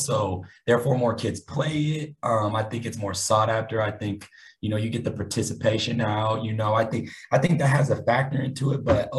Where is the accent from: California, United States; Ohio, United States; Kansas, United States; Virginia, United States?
Kansas, United States; moved away as an adult; now in Dumas, United States; I'm from Kansas. I've made my way down to the Panhandle of Texas.